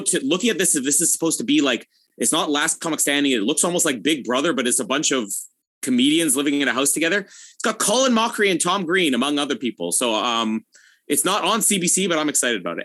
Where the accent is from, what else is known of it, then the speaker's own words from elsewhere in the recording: Canada; as a Canadian